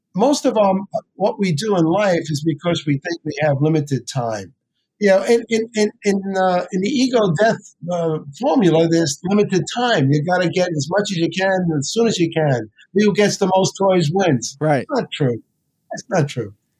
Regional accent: New York City, New York, United States; moved away; also born or lived in New Jersey; I grew up in the South Bronx.

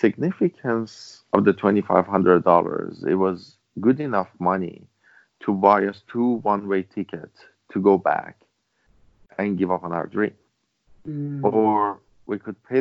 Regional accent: Iran; English is a second language; moved away as an adult; now in Vancouver, Canada; back then, I was in Iran. I couldn't speak English properly

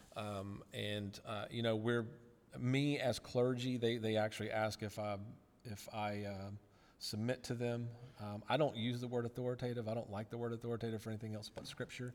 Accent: Rock Hill, South Carolina, United States; born or raised there; moved away as an adult; also born or lived in Chattanooga, Tennessee

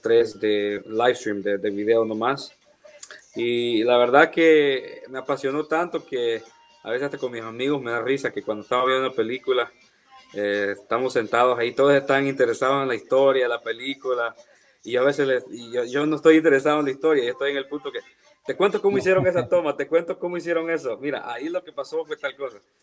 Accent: El Salvador; now in United States; soy del Salvador. Eh, estoy en los Estados

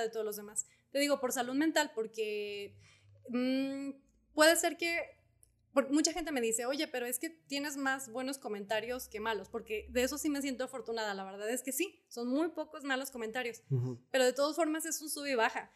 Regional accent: Zacatecas, Mexico; now in Guadalupe, Mexico; del rancho donde, eh, de mis abuelos, donde yo crecí

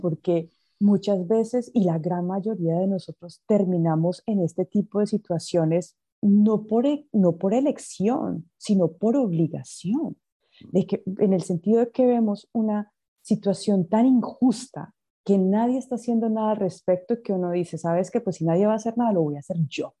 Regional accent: Coffee Axis, Colombia; also born or lived in United States; now in Mozambique; yo nací en Estados Unidos, pero de más o menos unos tres años mis padres se devolvieron a Colombia y yo me crié en la zona cafetera

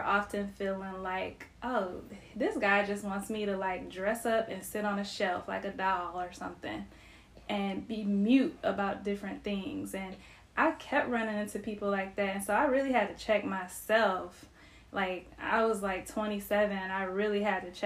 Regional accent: Cleveland, Ohio, United States; I'm not Southern. Like, I'm from Cleveland, Ohio

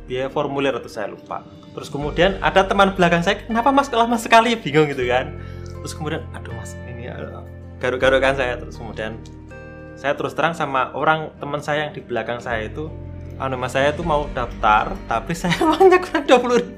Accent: Cepu, Central Java, Indonesia; moved away as an adult; now in Yogyakarta, Indonesia; saya apa namanya? kan dari Cepu ya. Saya aslinya Cepuan, terus kemudian okay. ya di Jawa Tengah, terus kemudian ke Jogja ini modalnya kan modal modal semangat aja

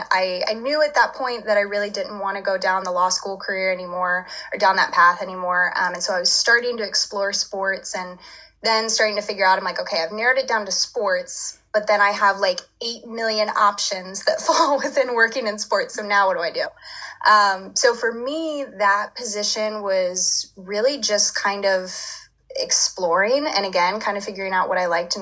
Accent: Louisville, Kentucky, United States; growing up in Louisville, I lived like 20 minutes away from campus for most of my kind of childhood.

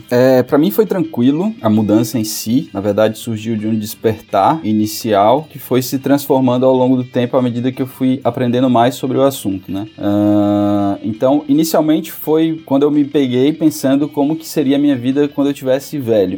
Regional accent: Fortaleza, Ceará, Brazil; moved away as an adult; now in Florianópolis, Brazil; Eu sou de Fortaleza, né? Na verdade, morei maior parte da minha vida em Fortaleza

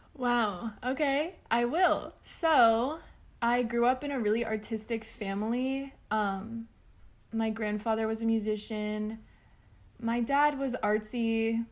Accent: South Florida and North Florida, United States; now in Memphis, United States; right now, I am based in West Tennessee in the Memphis area, but I come from South Florida and North Florida

